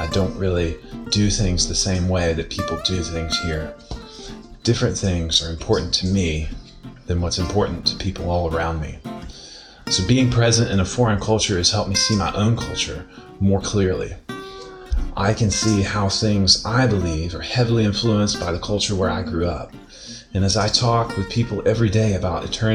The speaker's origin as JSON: {"language": "English", "country": "United States", "moved": "yes", "lives_now": "Mostar, Bosnia and Herzegovina", "said": "my home country"}